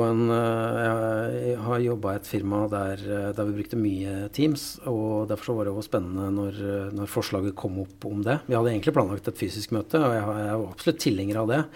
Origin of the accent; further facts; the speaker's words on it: Valdres, Innlandet, Norway; moved away; jeg er jo fra Valdres opprinnelig